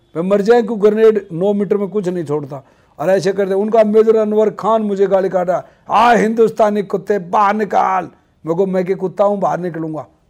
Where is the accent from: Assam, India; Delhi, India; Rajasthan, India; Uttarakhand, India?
Rajasthan, India; Sikar district; मेरा गांव जादरा है दयाला नांगल तहसील नीमका थाना में है सीकर जिले का रहने वाला हूँ मैं